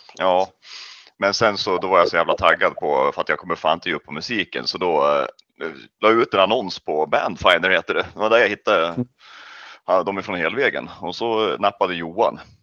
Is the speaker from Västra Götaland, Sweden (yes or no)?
no; Kolbäck, Västmanland, Sweden; jag kommer ifrån Kolbäck